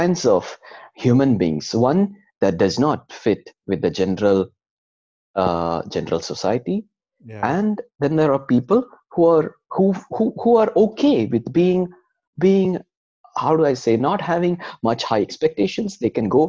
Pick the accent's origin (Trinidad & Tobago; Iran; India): India; moved away as an adult; now in Sweden; we come from India